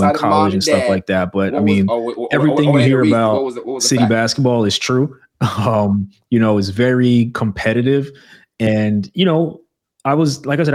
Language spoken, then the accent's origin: English; New York City, New York, United States; moved away as an adult; now in California, United States; born and raised in Brooklyn, New York